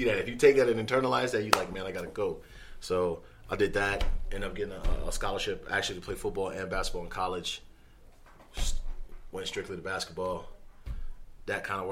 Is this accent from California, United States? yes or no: yes; Los Angeles, California, United States; moved away as an adult; also born or lived in Cape Verde; now in Denver, United States; I grew up in Los Angeles. When you grow up in Los Angeles, like, you got a certain type of hunger